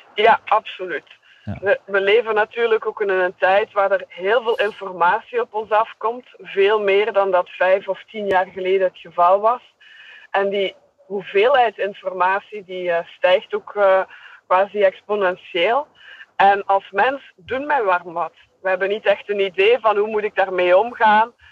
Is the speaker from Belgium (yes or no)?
yes; Belgium; accent: Belgian; ik ben een Belgische